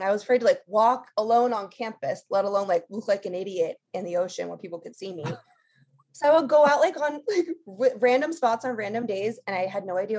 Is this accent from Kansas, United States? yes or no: no; Los Angeles, California, United States; born and raised in Los Angeles